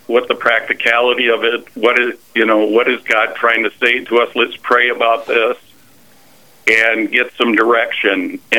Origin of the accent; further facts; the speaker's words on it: Watertown, South Dakota, United States; I'm originally from Watertown